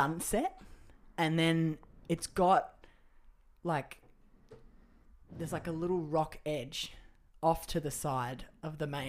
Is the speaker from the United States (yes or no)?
no; Australia; as an Australian